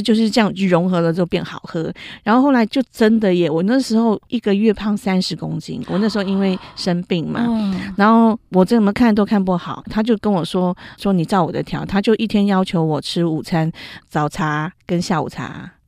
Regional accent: Taiwan; 我们台湾人

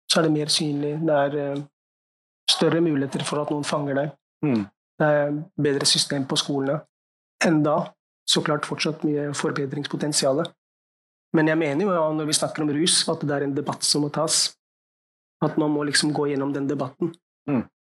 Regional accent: Norway; så jeg tenkte jeg nå er det på tide å

